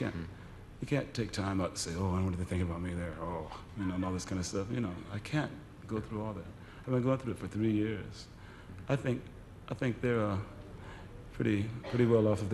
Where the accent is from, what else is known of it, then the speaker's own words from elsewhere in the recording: United States; I'm American